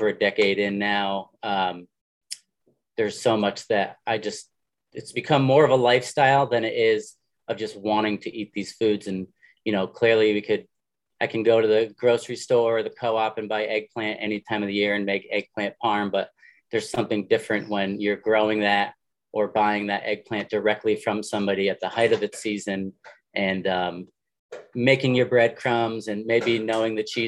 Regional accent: Southern Connecticut, United States; moved away; I grew up in Southern Connecticut

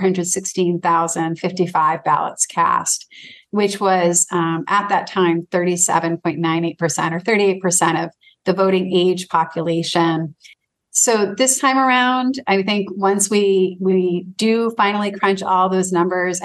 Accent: Manchester, Maine, United States; my hometown of Manchester

